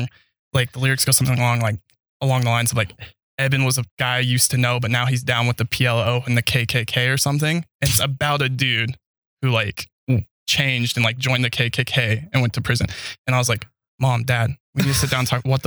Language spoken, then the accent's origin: English; Idaho Springs, Colorado, United States; also born or lived in Logan, Utah; I was born in Logan, Utah. Yeah, Mormon Central. That's why my parents moved me out of there. They were not Mormon. Grew up in Idaho Springs, Colorado.